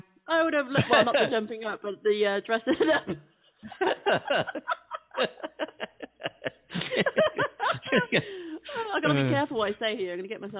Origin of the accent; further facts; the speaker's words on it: United Kingdom; us Brits love our food.